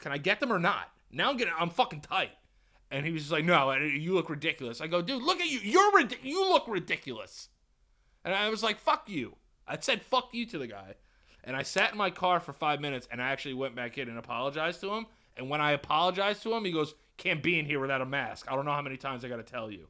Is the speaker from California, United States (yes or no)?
no; New York, United States; I'm from New York.